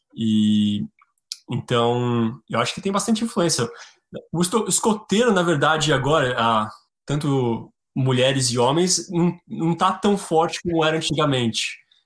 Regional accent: Brazil; moved away as an adult; also born or lived in Patagonia / Chile / Mexico / Norway; now in Alaska, United States; sou brasileiro

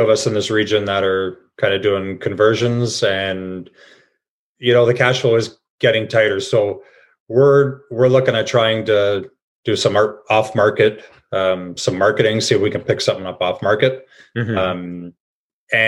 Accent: Cambridge, Ontario, Canada; I'm from Cambridge

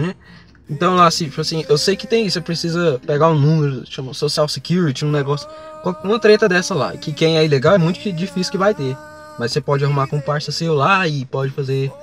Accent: Brazil; sou latino

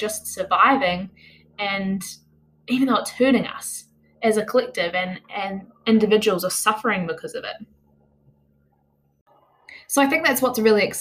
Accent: New Zealand; I'm from Aotearoa, New Zealand

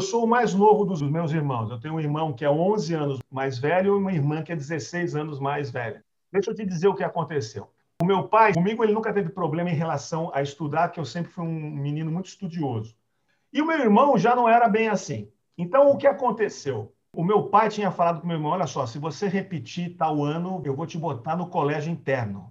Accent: Santos, São Paulo, Brazil; Eu sou nascido aqui em Santos

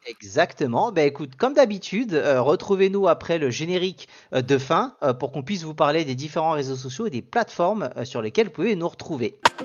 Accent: Paris, Île-de-France, France; en tant que parisien

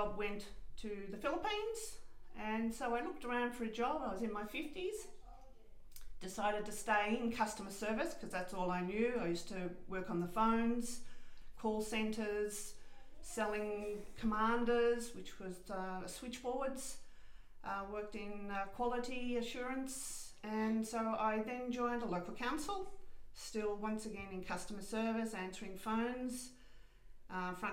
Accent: Wangaratta, Victoria, Australia; also born or lived in Cobram / Albury; then moved to Wangaratta, which is where I grew up

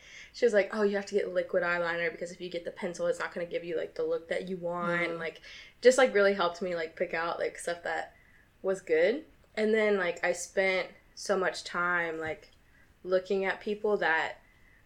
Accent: the South, United States; I'm from the South

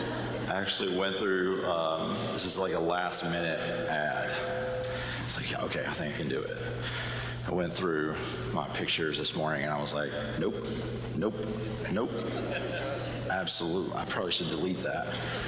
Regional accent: the South, United States; the accent that I don't have, but I grew up in the South.

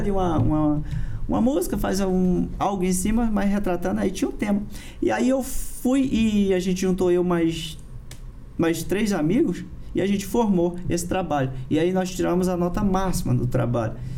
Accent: Brasília, Federal District, Brazil; also born or lived in Parauapebas, Pará; lá em Brasília que eu fui que eu fui criado

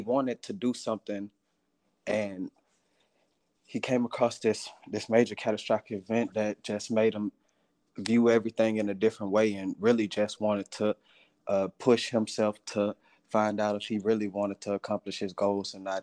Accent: Houston, Texas, United States; I'm from Houston, Texas

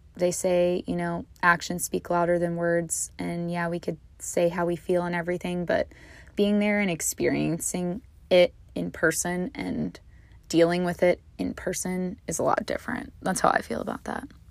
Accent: Virginia, United States; now in Hawaii, United States; my hometown of Virginia

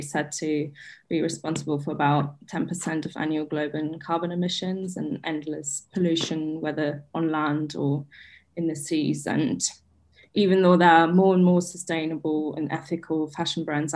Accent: Berlin, Germany; I'm from Berlin in Germany

